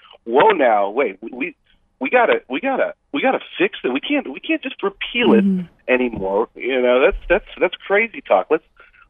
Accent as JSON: {"language": "English", "country": "United States", "said": "I'm an American."}